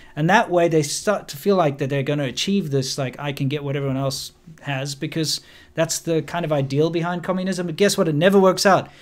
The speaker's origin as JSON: {"language": "English", "country": "South Africa", "also_born_or_lived": "China", "moved": "as an adult", "said": "I am a South African"}